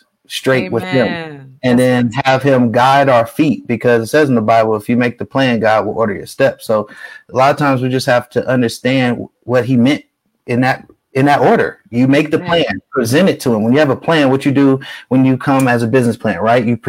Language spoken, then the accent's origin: English; Bay Area, California, United States; now in Las Vegas, United States; I was from the Bay Area